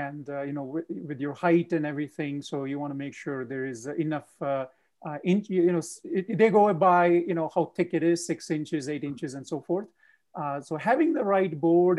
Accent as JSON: {"language": "English", "region": "Punjab", "country": "India", "tie": "born or raised there", "moved": "yes", "lives_now": "United States", "said": "I am born and raised in India, a state called Punjab"}